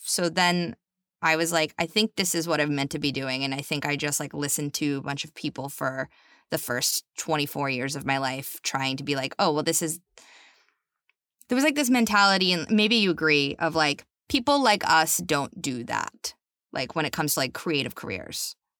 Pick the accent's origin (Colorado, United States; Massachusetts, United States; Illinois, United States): Massachusetts, United States; North Shore of; I'm from just north of Boston